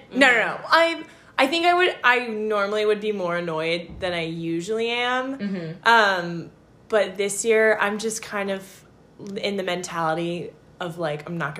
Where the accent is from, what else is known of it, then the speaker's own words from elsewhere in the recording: Summit, New Jersey, United States; I am from Summit, New Jersey